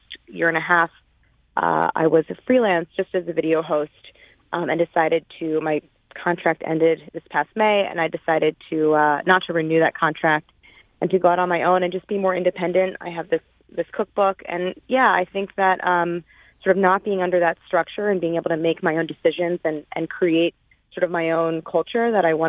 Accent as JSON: {"language": "English", "town": "St. Louis", "region": "Missouri", "country": "United States", "tie": "born or raised there", "moved": "as an adult", "said": "I grew up in St. Louis, first in University City and then in Clayton. I went to Clayton High School"}